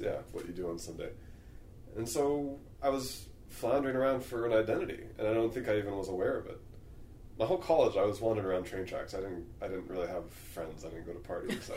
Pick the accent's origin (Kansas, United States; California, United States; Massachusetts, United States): California, United States; San Jose; moved away; also born or lived in Charlottesville; I grew up in San Jose, very different culture from out here